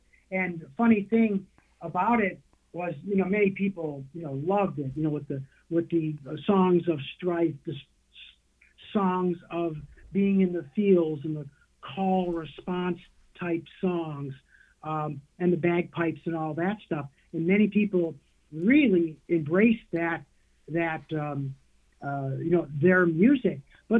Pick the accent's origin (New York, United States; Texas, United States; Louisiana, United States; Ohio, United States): Ohio, United States; Cleveland; moved away; also born or lived in Philadelphia; growing up in Cleveland